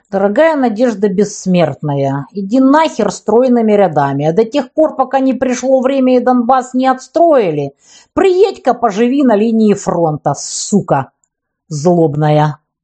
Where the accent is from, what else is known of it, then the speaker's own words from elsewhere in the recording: Ukraine; Я вот украинка